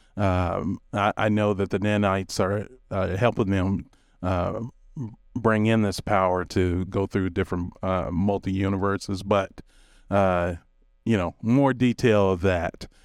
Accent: Kentucky, United States; moved away; I'm originally from Kentucky

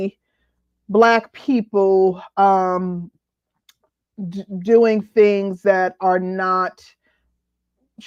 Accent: Midwest, United States; I'm from the Midwest

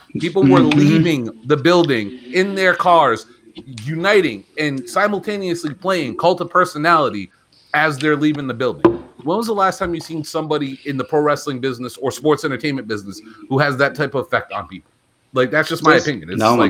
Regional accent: New England, United States; I'm from New England.

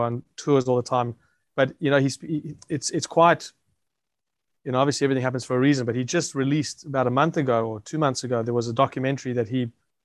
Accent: South Africa; now in Australia; I grew up in South Africa

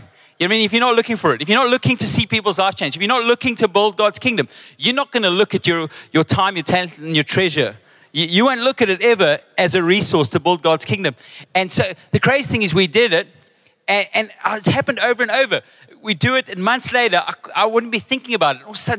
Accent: Western Cape, South Africa; then they realize I'm actually English, Mudertong, mama.

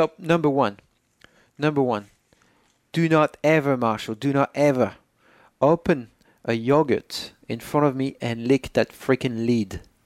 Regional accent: Poitiers, Nouvelle-Aquitaine, France; English is a second language; moved away as an adult; now in United States; I was born in Poitiers on May 18, 1984

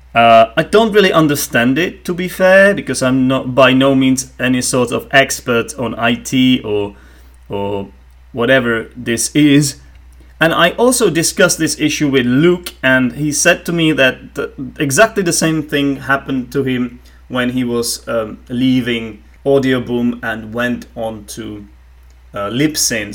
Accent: Czechia; first language Czech; English is a second language; in my native tongue, in Czech

